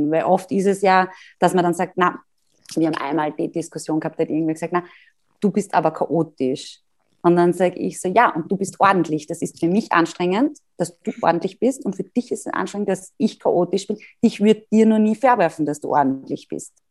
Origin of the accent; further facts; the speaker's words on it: Graz, Styria, Austria; da auch wieder als Internatskind großer, großer Vorteil und als Grazerin, die immer viele Freunde in Wien gehabt hat.